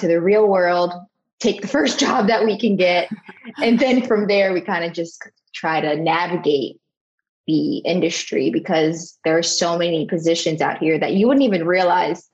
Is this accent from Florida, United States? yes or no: yes; South Florida, United States; I live in Fort Lauderdale, Florida. I grew up in South Florida, so this is home for me